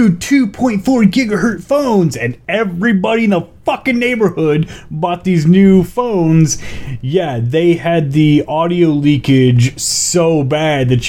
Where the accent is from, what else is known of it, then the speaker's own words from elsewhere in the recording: California, United States; I grew up in California